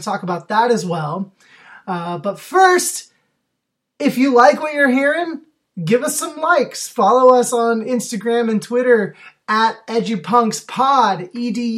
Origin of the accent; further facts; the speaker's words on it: Oregon, United States; moved away; you're in my home state right now